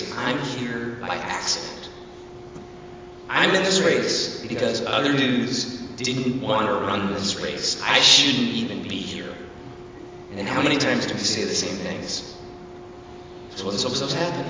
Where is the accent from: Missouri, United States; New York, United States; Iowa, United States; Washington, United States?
Washington, United States; Lake Desire; when I grew up out on Lake Desire